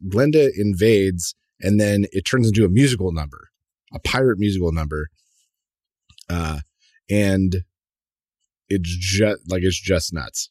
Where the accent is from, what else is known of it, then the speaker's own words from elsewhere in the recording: United States; As an American